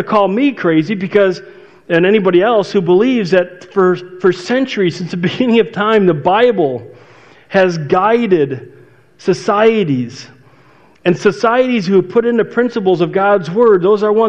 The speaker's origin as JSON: {"language": "English", "area": "outside Chicago", "region": "Illinois", "country": "United States", "tie": "born or raised there", "said": "my neighborhood growing up outside Chicago"}